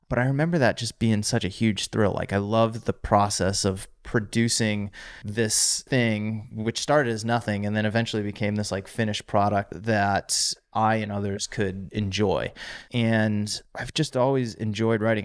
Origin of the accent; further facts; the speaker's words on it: Auburn, Massachusetts, United States; In central Massachusetts, little town called Auburn outside of Worcester